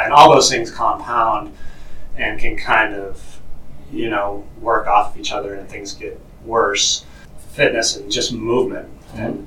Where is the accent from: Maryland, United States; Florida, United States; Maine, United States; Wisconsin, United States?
Maine, United States; moved away as an adult; also born or lived in Arizona; transitioned back to my home state of Maine. Been back here raising my kids